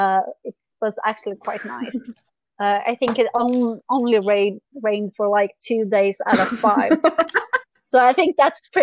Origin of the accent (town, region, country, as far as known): Sweden; English is a second language